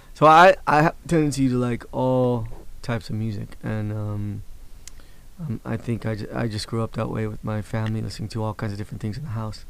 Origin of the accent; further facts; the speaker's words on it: Los Angeles, California, United States; also born or lived in Sacramento; me being from Los Angeles, you know, I think I've I growing up in Boyle Heights